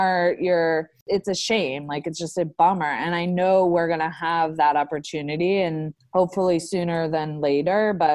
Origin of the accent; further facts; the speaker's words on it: Palm Beach, Florida, United States; moved away as an adult; now in New York City, United States; I grew up with her in Palm Beach, Florida